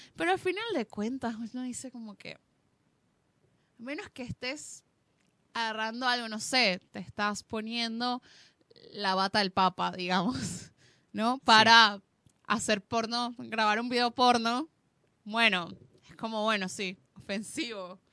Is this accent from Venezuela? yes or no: yes; Venezuela; moved away; nací en Venezuela